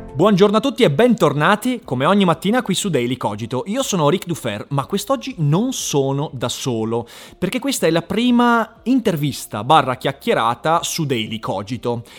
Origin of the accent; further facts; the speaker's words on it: Vicenza, Veneto, Italy; a me che sono un vicentino di 13 anni